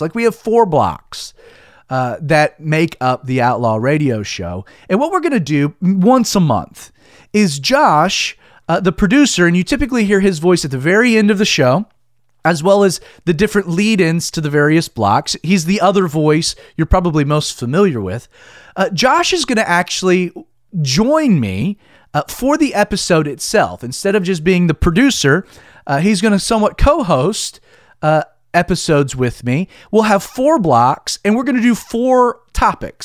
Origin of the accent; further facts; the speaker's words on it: Stone Mountain, Georgia, United States; also born or lived in Southern California; I was born and raised in Calvary Chapel, Stone Mountain